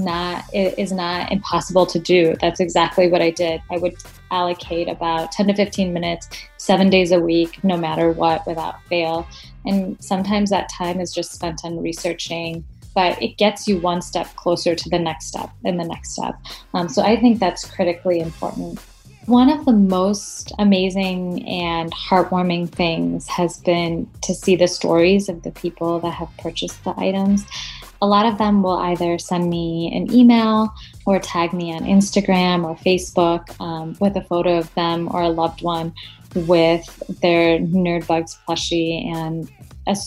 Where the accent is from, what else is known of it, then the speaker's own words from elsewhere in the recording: Madison, Wisconsin, United States; I'm from Madison, Wisconsin in the U.S.